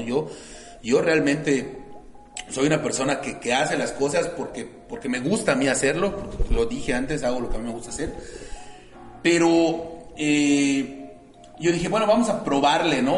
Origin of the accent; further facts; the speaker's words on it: Mérida, Yucatán, Mexico; soy un yucateco orgullosamente yucateco, orgullosamente meridano